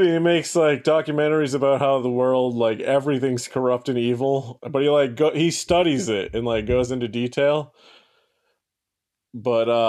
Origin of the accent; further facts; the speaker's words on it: United States; I was just randomly born here. You know what I mean? It's not like I chose to be in America